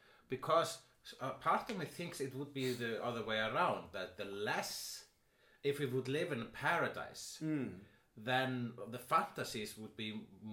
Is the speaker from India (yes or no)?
no; Iceland; accent: Icelandic; I am Icelandic.